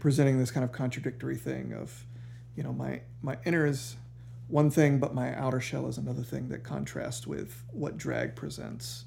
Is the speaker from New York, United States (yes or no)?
no; Savannah, Georgia, United States; I grew up here in Savannah.